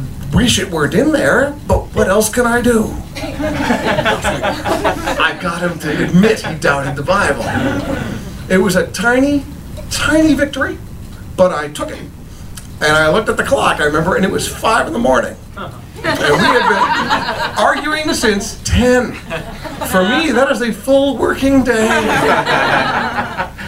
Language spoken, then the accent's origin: English; Tucson, Arizona, United States; moved away; Tucson, my hometown